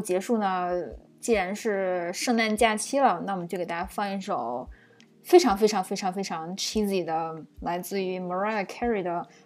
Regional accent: China; now in United States; 作为中国人，就是在美国职场混迹

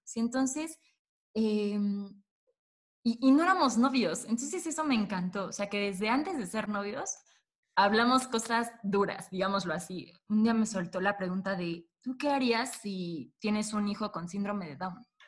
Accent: Puebla, Mexico; los dos somos de Puebla

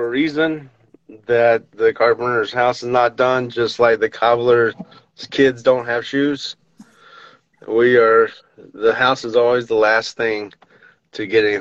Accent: the South, United States; I'm from the South

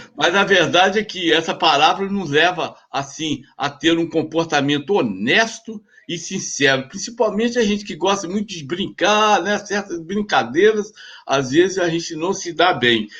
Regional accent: Cataguases, Minas Gerais, Brazil; Sou de Cataguases. Sou de Cataguases, irmão do Finfim

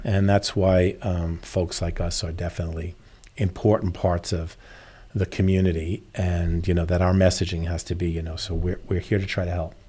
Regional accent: New York, United States; now in Naples, United States; I'm from New York originally

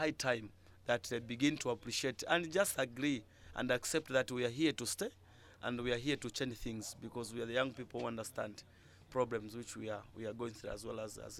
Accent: Luapula Province, Zambia; I'm from Luapula

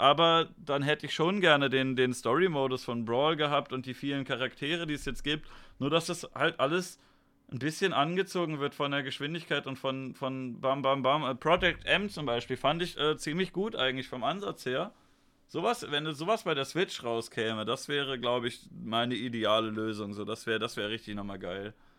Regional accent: Germany; Ich bin ja auch ein Deutscher

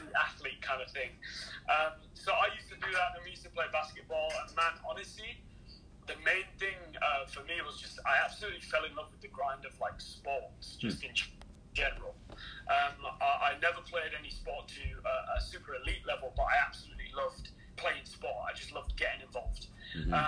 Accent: England, United Kingdom; moved away as an adult; now in Canada; Grew up in England

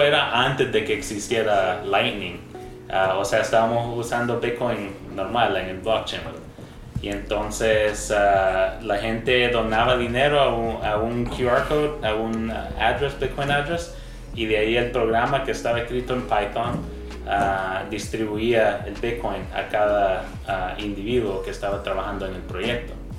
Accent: Canada; moved away as an adult; now in El Salvador; yo nací acá en El Salvador, pero viví la mayor parte de mi vida en Canadá.

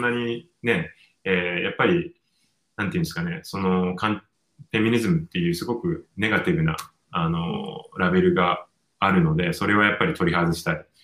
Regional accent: Japan; moved away; also born or lived in United States / Hong Kong; 日本に帰って、仕事の関係ですね、日本に帰ってき,、たんですね、結婚した直後に。はい。で、じゃあ日本、私の母国母国

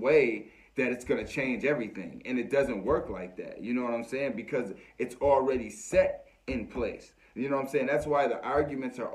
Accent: United States; as American people

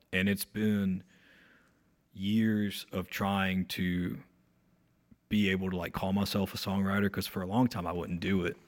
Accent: Ararat, North Carolina, United States; I grew up in this small town, um, called Ararat, North Carolina, um, really close to Mount Airy

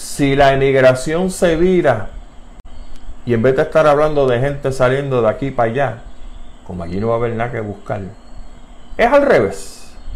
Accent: Puerto Rico; las preocupaciones que nosotros tenemos como puertorriqueños

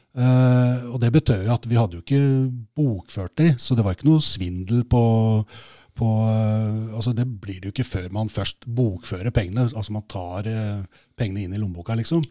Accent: Oslo, Norway; jeg vokste opp på Skullerud

